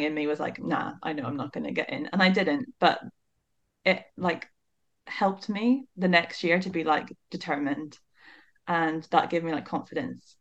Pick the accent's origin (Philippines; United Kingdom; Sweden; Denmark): United Kingdom; Northern Ireland; moved away as an adult; now in Aberdeen, United Kingdom; I come from Northern Ireland